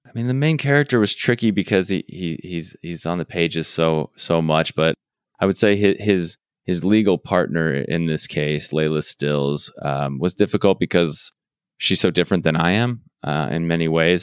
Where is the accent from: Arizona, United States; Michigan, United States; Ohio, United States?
Arizona, United States; I'm from Arizona, so I'm slightly familiar with Texas, but I, I am not a Texan.